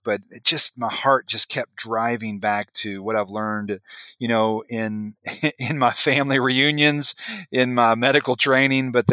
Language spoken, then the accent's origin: English; West Virginia, United States; I'm an Appalachian by birth, by God, and grew up in West Virginia